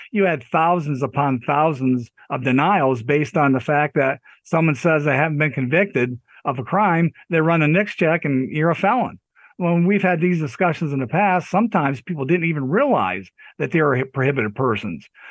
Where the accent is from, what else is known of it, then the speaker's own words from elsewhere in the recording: Pennsylvania, United States; I'm from Pennsylvania